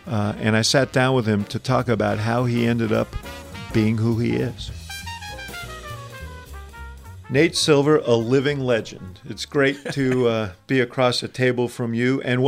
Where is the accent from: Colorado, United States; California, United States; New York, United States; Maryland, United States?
New York, United States; moved away as an adult; now in Chicago, United States; I grew up in New York.